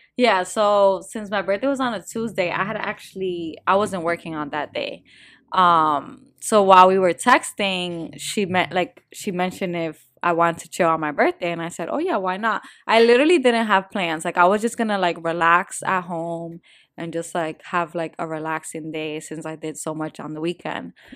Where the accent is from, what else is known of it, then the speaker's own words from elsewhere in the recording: New Jersey, United States; I'm from North Jersey